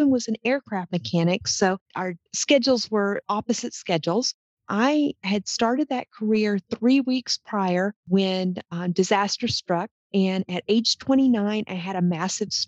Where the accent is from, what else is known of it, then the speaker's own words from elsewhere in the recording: Texas, United States; moved away as an adult; also born or lived in Oklahoma / Minnesota; I grew up in Texas, accepted my first career in the petroleum industry, which took me to Oklahoma